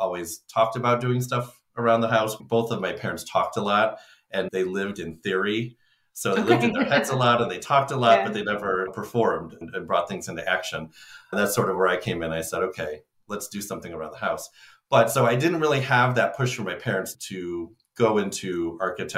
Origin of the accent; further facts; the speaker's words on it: Illinois, United States; I grew up in Illinois